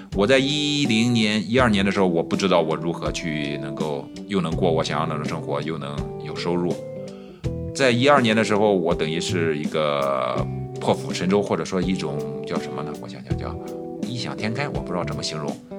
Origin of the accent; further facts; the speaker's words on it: Yanzhou, Shandong, China; moved away as an adult; 今年四十一岁，呃，我来自山东兖州。我在这个城市的铁路部门叫电务段工作